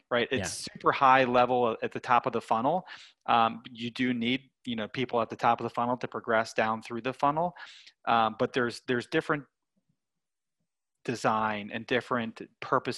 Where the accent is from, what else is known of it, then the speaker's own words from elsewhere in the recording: Lancaster, Pennsylvania, United States; I grew up in Lancaster, Pennsylvania, which is many people know as like Amish country